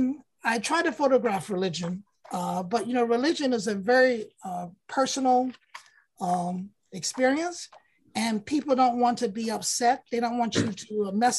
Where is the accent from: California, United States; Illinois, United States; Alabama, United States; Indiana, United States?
Alabama, United States; moved away; That's not how I was raised in Alabama